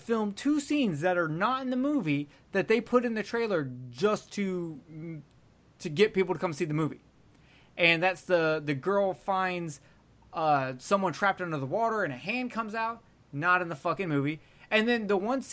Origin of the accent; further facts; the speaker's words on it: Alabama, United States; I'm from Alabama.